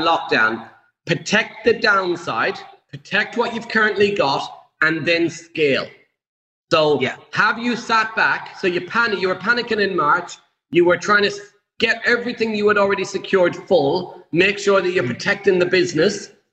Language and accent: English; Ireland; I'm Irish